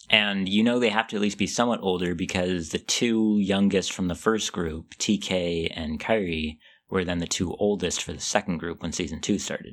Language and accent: English; Seattle, Washington, United States; I grew up in Seattle